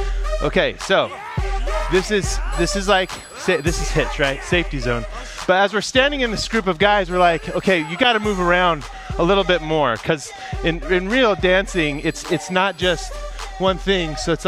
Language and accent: English; Broomfield, Colorado, United States; I grew up right here in Broomfield, and growing up in the suburbs is an interesting experience